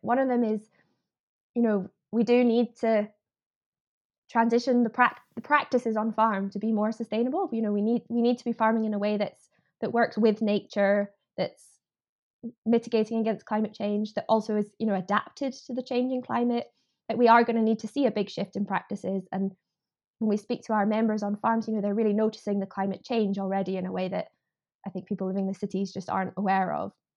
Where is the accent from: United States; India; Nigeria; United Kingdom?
United Kingdom; Edinburgh, Scotland; So I I grew up in Edinburgh. I grew up in the city